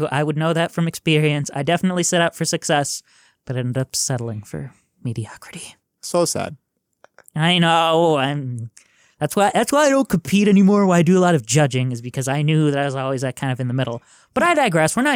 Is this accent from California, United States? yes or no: no; Sheboygan, Wisconsin, United States; I'm from Sheboygan, so I am familiar with Wausau.